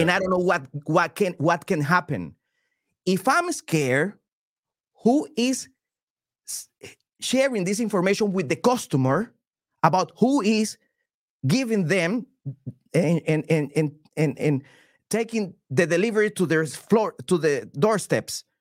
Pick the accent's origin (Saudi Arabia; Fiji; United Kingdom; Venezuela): Venezuela; English is a second language; now in United States; I'm from Venezuela